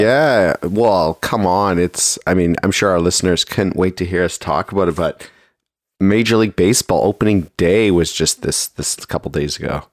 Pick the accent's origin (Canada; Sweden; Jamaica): Canada; Toronto, Ontario; also born or lived in Markham, Ontario; I grew up in Toronto